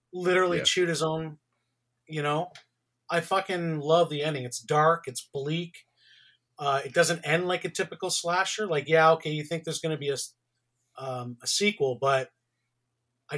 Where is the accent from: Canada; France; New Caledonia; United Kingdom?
Canada; born or raised there